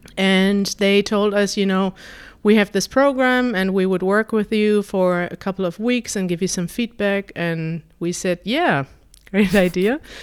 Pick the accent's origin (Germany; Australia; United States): Germany; when I grew up in Germany